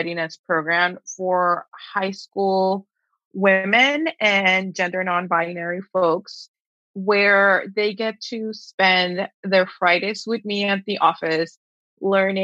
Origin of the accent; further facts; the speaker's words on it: Texas border, United States; moved away as an adult; also born or lived in Mexico / New York; I am originally from Mexico, now from the, you know, / Texas border, and grew up in a very small town where everyone is expected to stay here